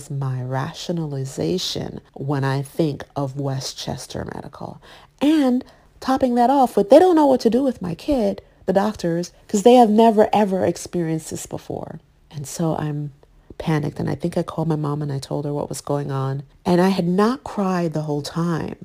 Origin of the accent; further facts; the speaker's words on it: Jamaica; now in United States; I grew up in Jamaica, West Indies, and that was a big part of our life.